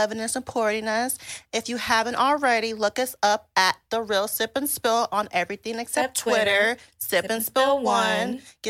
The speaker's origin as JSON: {"language": "English", "region": "Texas", "country": "United States", "said": "I'm from Texas"}